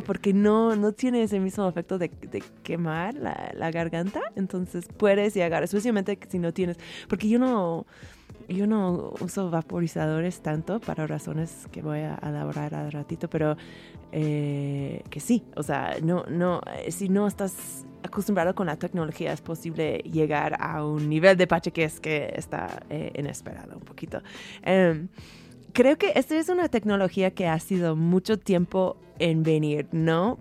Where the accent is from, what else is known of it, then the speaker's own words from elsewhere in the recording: San Francisco, California, United States; yo soy de San Francisco.